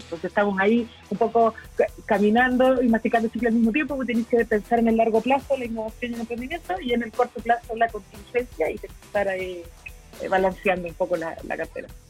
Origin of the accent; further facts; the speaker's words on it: Chile; somos como chilenos